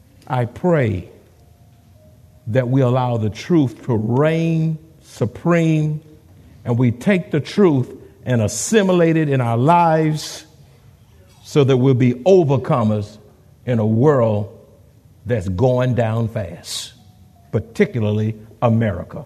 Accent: Houston, Texas, United States; now in San Antonio, United States; I'm not from San Antonio. I'm in Houston

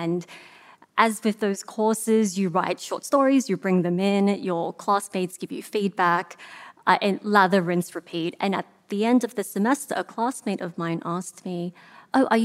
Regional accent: Australia; moved away as an adult; also born or lived in Kansas; grown up Asian in Australia in the 90s

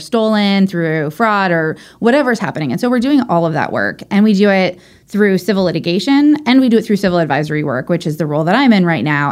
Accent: Orange County, California, United States; moved away as an adult; also born or lived in Long Beach; now in San Diego, United States; I grew up in Orange County.

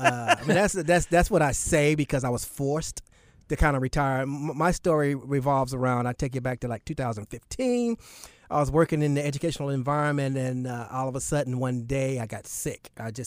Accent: Charlotte, North Carolina, United States; also born or lived in Newark; So most people think I was born and raised in Charlotte. My dad was in the Navy. I was born in Newark, New Jersey. But as soon as I was born, I moved back to Charlotte.

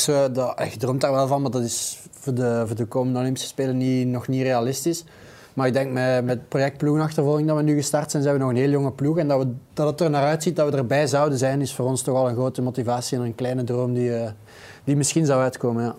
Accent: Flanders, Belgium; als zelf Vlaming

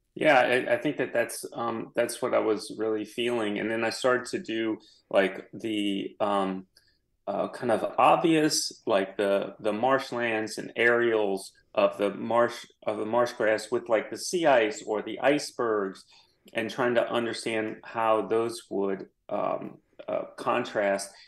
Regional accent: New Orleans, Louisiana, United States; I am from New Orleans. I came back and worked for the Times Picayune

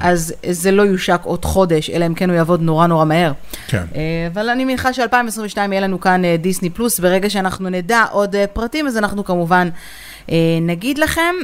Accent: Israel

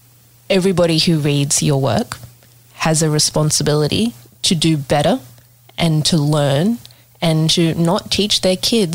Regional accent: Sydney, New South Wales, Australia; We are of an age, I guess, and I grew up in Sydney

